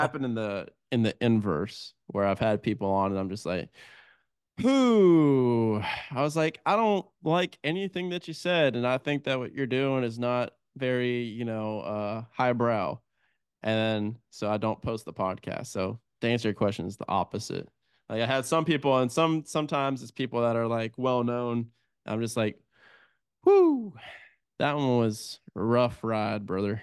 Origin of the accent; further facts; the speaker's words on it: United States; also born or lived in Italy; as an American